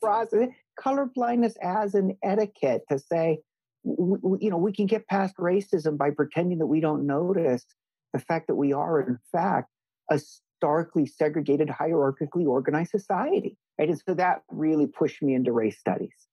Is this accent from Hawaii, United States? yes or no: yes; Hawaii, United States; moved away as an adult; also born or lived in Missouri / Princeton; I was born and raised in Hawaii along with an older brother